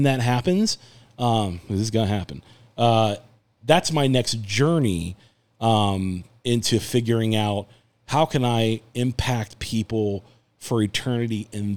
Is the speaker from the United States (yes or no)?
yes; United States; I'm American born and bred